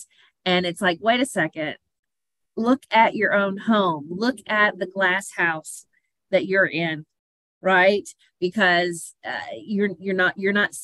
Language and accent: English; Tennessee, United States; my small Tennessee hometown